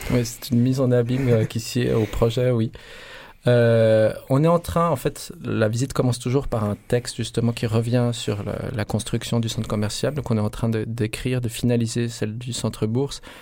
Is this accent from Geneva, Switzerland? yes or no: no; Lausanne, Vaud, Switzerland; à Lausanne, on fait cette visite dans un centre commercial dans lequel Igor et moi on se rendait quand on était enfant